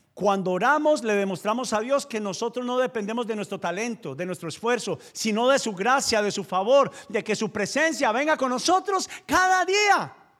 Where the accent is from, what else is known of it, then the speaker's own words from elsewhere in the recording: Paisa region, Antioquia, Colombia; soy paisa